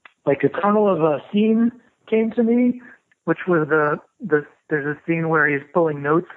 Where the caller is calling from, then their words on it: Portland, Oregon, United States; I'm calling you from Portland, Oregon.